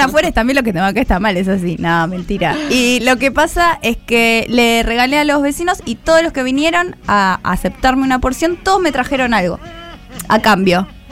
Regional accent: Argentina; en Argentina somos nazis racistas

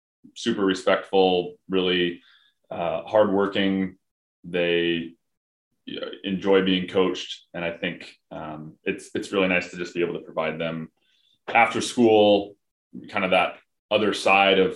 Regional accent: Gig Harbor, Washington, United States; also born or lived in Spokane, Washington; I grew up in Gig Harbor, Washington, played for the Gig Harbor Tides, baseball and basketball

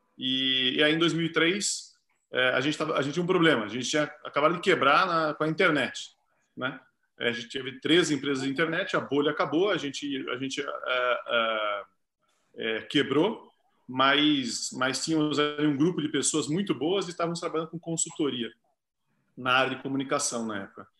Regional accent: Sorocaba, São Paulo, Brazil; eu sou de Sorocaba, meu pai, meu pai é diretor da escola

